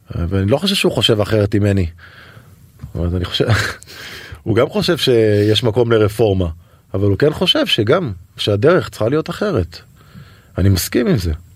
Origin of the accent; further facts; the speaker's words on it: Netanya, Central District, Israel; גדלתי בנתניה